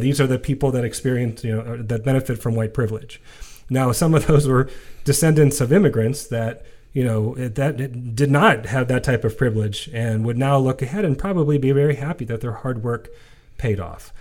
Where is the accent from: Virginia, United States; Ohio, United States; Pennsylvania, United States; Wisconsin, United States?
Ohio, United States; we grew up here in Ohio